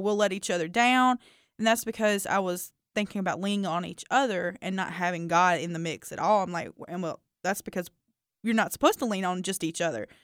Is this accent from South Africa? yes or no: no; the South, United States; I grew up, you know, growing up in the South